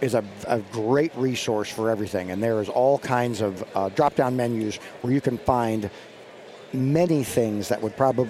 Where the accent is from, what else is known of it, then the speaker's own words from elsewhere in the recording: Virginia, United States; in my home state, Virginia, I lease a bunch of property and grew up there and farm